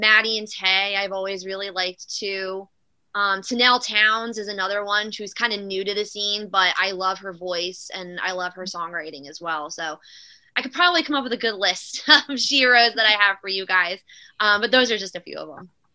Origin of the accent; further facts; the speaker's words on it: New Jersey, United States; also born or lived in Philadelphia, Pennsylvania; I'm originally from South Philadelphia. My whole family's from South Philly, so we moved to mm. Jersey when I was little